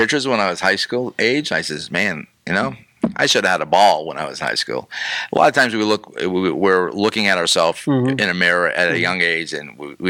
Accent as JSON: {"language": "English", "region": "New England", "country": "United States", "accent": "New England", "lives_now": "Florida, United States", "said": "I got involved with the youth group and they beat my New England accent out of me."}